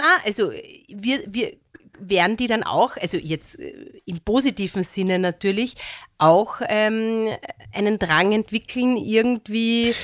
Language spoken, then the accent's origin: German; Wörthersee, Carinthia, Austria; moved away; wir sind ja jetzt am Wörthersee, also wir sind ja hier auf, auf Sommerfrische, also in meiner alten